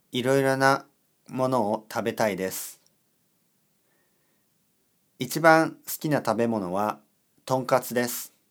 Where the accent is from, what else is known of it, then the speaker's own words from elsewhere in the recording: Georgia, United States; Japanese is a second language; now in California, United States; アメリカのカリフォルニアに住んでいます。出身はジョージア州です。仕事はコンピュータープログラマーです。日本語の勉強をしています。